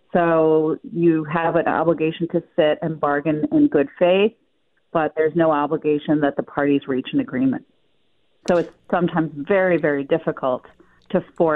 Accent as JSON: {"language": "English", "town": "Buffalo", "region": "New York", "country": "United States", "said": "We come from Buffalo. It's something I think we can be proud of."}